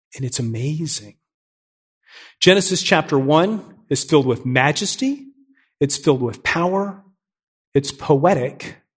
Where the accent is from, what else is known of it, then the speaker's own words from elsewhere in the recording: New Port Richey, Florida, United States; moved away as an adult; also born or lived in Miami, Florida; now in Nashville, United States; I'm a Florida guy. I grew up in Newport Richey. It's this small town just north of Tampa